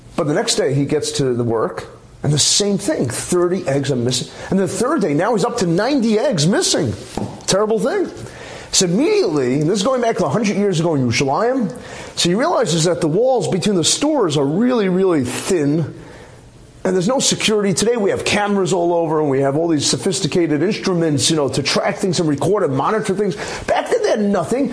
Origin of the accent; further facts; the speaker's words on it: New York City, New York, United States; when I was growing up in Flatbush on Avenue J, we actually had an egg store